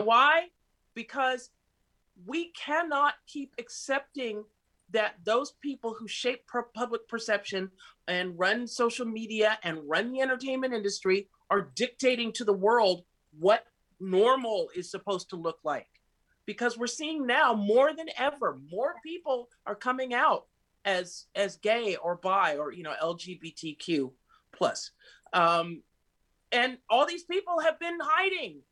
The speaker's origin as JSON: {"language": "English", "country": "United States", "also_born_or_lived": "Miami", "moved": "as an adult", "lives_now": "Rome, Italy", "said": "I'm an American"}